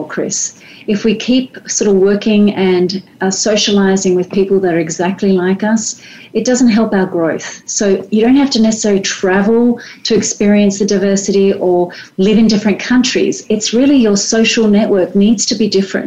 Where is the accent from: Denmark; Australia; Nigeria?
Australia; moved away as an adult; also born or lived in France; As an Australian, and raised as an Australian